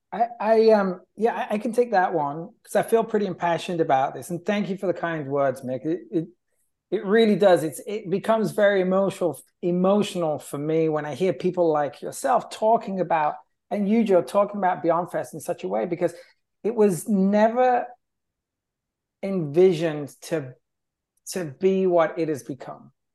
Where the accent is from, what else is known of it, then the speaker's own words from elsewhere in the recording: England, United Kingdom; now in Los Angeles, United States; being English